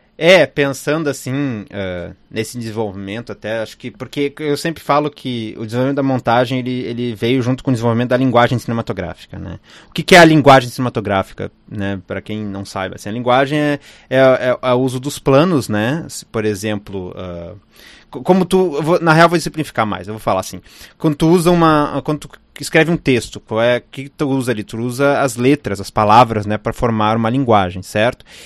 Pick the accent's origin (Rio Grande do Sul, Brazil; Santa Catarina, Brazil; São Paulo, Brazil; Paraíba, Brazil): Rio Grande do Sul, Brazil; eu sou do Rio Grande do Sul